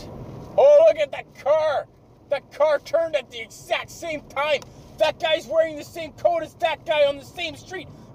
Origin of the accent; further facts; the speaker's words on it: Canada; I'm a Canadian high school student